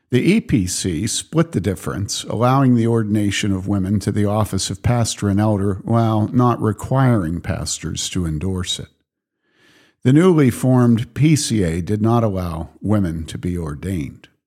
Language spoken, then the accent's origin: English; Wheaton, Illinois, United States; moved away; growing up in Wheaton's evangelicalism